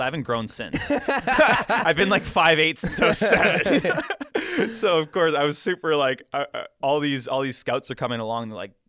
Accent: Ontario, Canada; As Canadian, as I should.

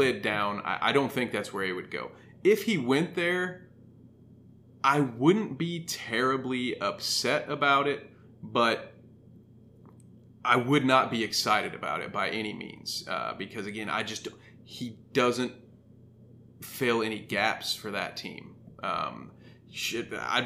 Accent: Indiana, United States; I wasn't born in Indiana. I'm fortunate enough to be raised in Indiana

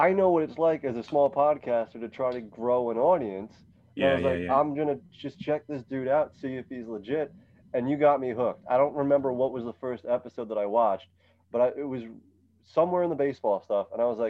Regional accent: Orange County, upstate New York, United States; moved away; also born or lived in Brooklyn; I'm upstate from Orange County.

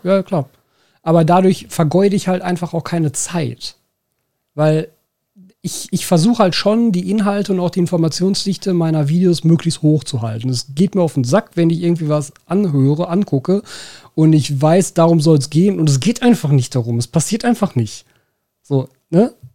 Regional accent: Ruhr area, North Rhine-Westphalia, Germany; accent: Ruhrpott; first language German; das Ruhrpott kein Verständnisproblem erzeugt

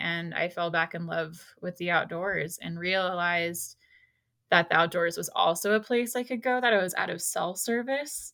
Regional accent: Ojai, California, United States; moved away as an adult; now in Mammoth Lakes area, United States; I grew up on the coast of California, um, in a small town called Ojai

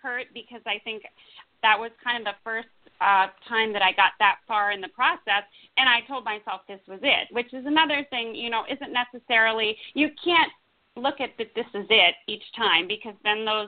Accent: United States; also born or lived in New York City / Los Angeles; now in Napa Valley, United States; I grew up outside of Washington, D.C.

